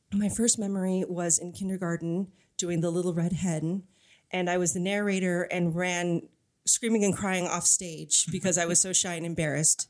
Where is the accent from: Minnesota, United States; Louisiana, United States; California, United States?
California, United States; Arcadia; also born or lived in New York / Tel Aviv; I'm a Los Angeles native. Uh, I grew up in Arcadia, which is east of Pasadena, so the San Gabriel Valley, the other valley.